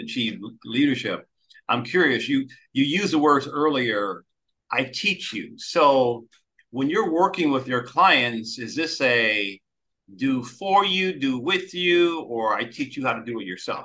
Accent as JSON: {"language": "English", "town": "Detroit", "region": "Michigan", "country": "United States", "tie": "born or raised there", "said": "I grew up in Detroit, Michigan, back in the proud days of Motown music"}